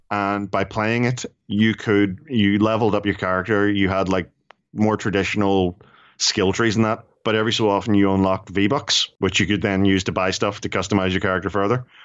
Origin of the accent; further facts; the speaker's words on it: Ireland; I'm Irish and we're cheap.